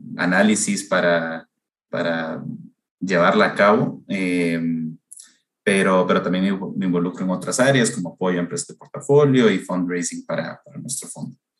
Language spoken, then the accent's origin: Spanish; Honduras; also born or lived in United States; now in Costa Rica; Yo, de hecho, no soy costarricense, sino que soy hondureño, eh, pero llevo viviendo aquí en Costa Rica desde hace unos, unos 15 años